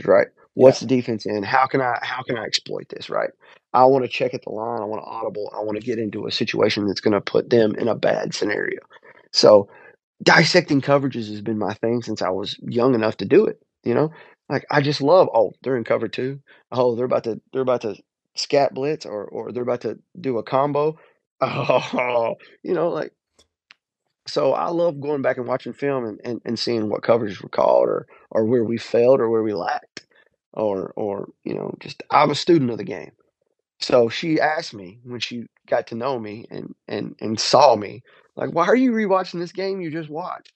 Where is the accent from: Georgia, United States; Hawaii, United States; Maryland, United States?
Georgia, United States; Rome; also born or lived in Tennessee; when I was a little kid, I grew up in Rome, Georgia